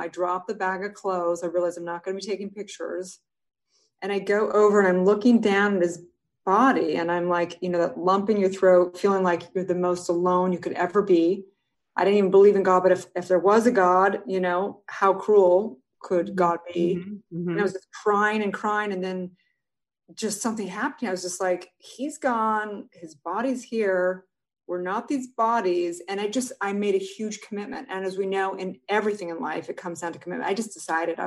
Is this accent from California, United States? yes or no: yes; Santa Barbara, California, United States; moved away as an adult; also born or lived in Utah; I grew up in Santa Barbara.